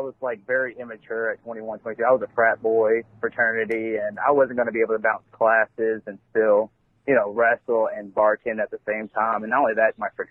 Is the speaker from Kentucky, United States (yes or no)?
yes; Elizabethtown, Kentucky, United States; I grew up in East Elizabethtown